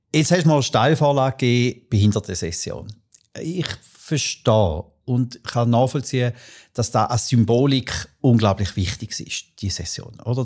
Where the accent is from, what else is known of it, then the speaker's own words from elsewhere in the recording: Arbon, Thurgau, Switzerland; Wir sind miteinander in Arbon aufgewachsen